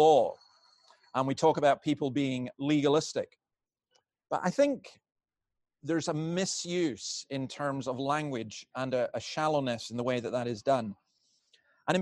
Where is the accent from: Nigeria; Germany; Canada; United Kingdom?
United Kingdom; Scotland; I'm a Scottish Presbyterian minister